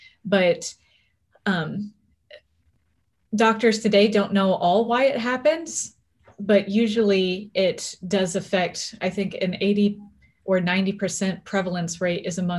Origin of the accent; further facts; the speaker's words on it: Orlando, Florida, United States; also born or lived in Texas / Birmingham, Alabama; now in Seattle, United States; I have been living in Seattle, Washington for, I would say, 12 years now. But before then, I grew up in the South in Orlando, Florida, Texas. I spent some time even in Birmingham, Alabama.